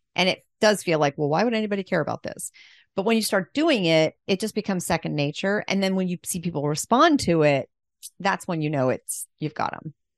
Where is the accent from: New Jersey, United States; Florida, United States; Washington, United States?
Florida, United States; Pensacola; I'm from Pensacola, which I almost never meet people from Pensacola